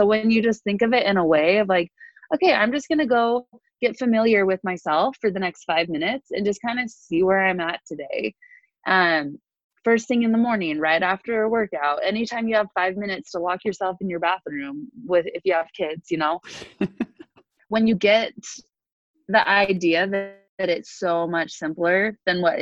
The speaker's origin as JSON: {"language": "English", "town": "Salt Lake City", "region": "Utah", "country": "United States", "also_born_or_lived": "California", "lives_now": "Salt Lake City, United States", "said": "I moved back to Salt Lake from California"}